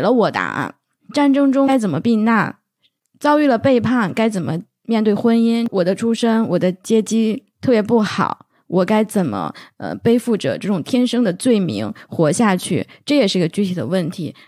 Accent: northern China, China; 我是个北方人， 我们就叫姥姥姥爷

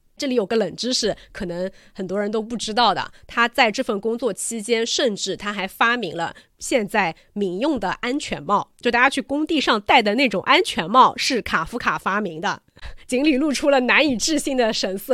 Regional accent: China; 我们中国人

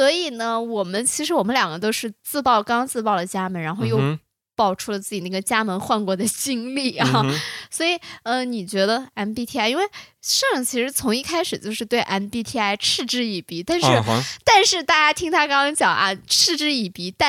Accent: China; 我觉得八字是最准。我中国人非常

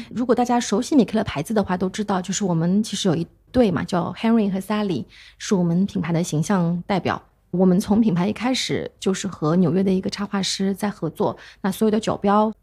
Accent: China; 我们中国人

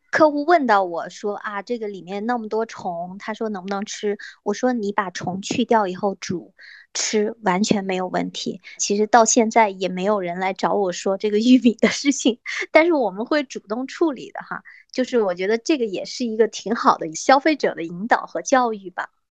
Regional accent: China; 我们中国的农村

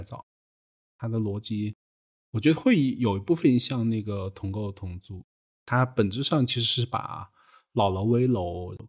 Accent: Hunan, China; moved away; 在我们湖南老家

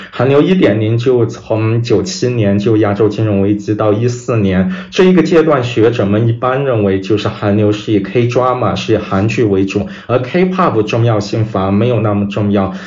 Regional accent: Kunming, Yunnan, China; moved away as an adult; also born or lived in Chicago; 我是来自云南昆明，可能比较偏

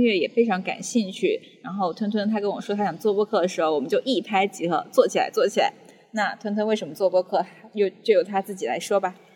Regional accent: Longyan, Fujian, China; 我也是九五后，福建龙眼人

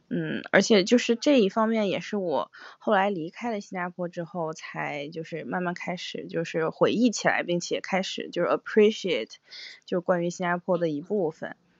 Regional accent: Harbin, Heilongjiang, China; moved away; also born or lived in Singapore; 然后我们两个是哈尔滨嗯，东北的

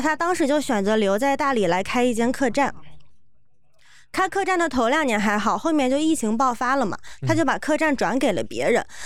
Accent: Shanghai, China; 我是上海来的

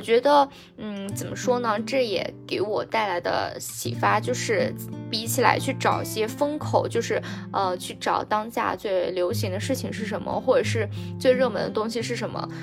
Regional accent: China; 我们中国人

